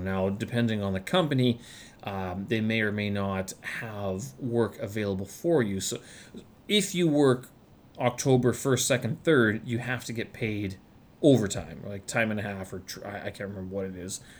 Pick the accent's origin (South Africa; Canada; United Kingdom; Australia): Canada; moved away as an adult; now in Beijing, China; back in Canada, though, August was always the month that harvest would begin, and since in my hometown it was surrounded by farms